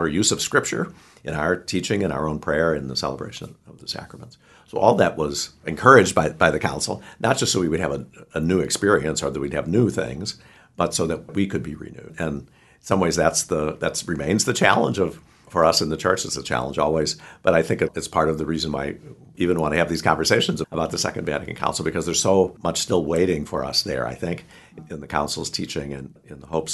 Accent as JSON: {"language": "English", "town": "St. Louis", "region": "Missouri", "country": "United States", "tie": "born or raised there", "said": "I grew up in St. Louis"}